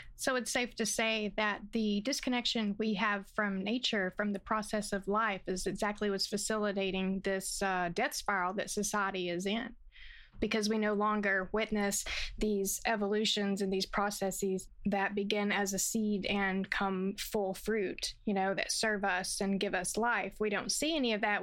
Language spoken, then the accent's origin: English; the South, United States; I'm from the South